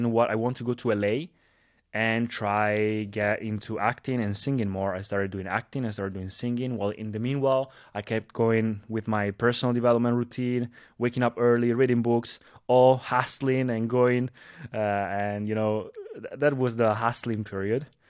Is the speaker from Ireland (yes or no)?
no; Italy; a disco bar here in my, in my hometown here in, uh, in Italy.